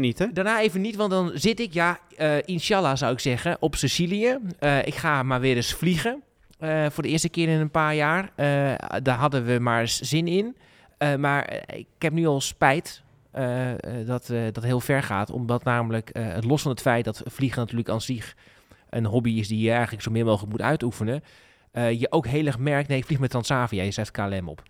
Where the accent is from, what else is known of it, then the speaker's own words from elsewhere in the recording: Groningen, Netherlands; Dat bepalen wij toch als, als, als Groningers